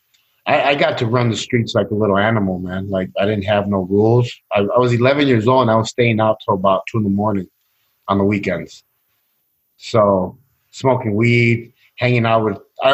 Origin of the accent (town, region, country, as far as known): Chicago, Illinois, United States; born or raised there; also born or lived in Sacramento, California